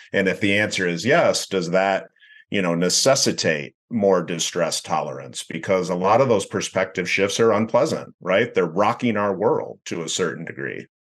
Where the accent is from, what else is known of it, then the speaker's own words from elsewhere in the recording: West Michigan, United States; born and raised in West Michigan